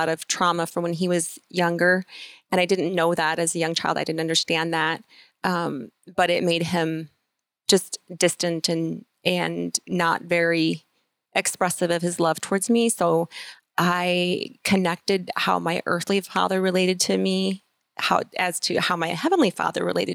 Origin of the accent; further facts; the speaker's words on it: Iowa, United States; we currently live in Kelowna, Iowa, and we live on the farm where I was born and raised